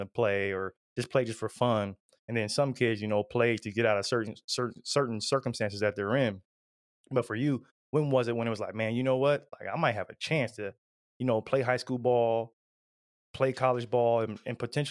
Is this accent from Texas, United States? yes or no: no; Ohio, United States; we're all from Ohio